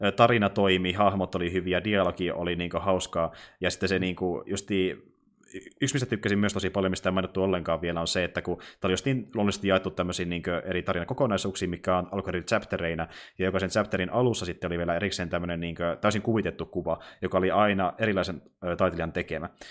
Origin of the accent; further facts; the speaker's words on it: Kokkola, Central Ostrobothnia, Finland; now in Jyväskylä, Finland; mä kuitenkin alun perin en ole asunut Jyväskylässä. Mä kuitenkin asunut mm-hmm. niin, suurin osa elämästäni tuolla Kokkolassa